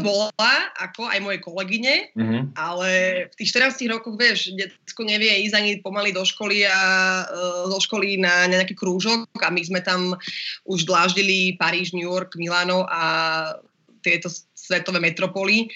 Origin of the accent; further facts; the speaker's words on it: Slovakia; som Slovenka a chcem žiť na Slovensku a mám Slovaka frajera